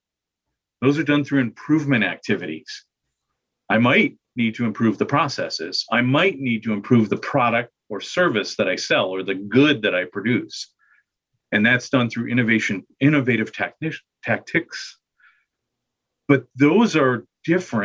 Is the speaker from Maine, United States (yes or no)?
no; Michigan, United States; moved away; I'm from Michigan originally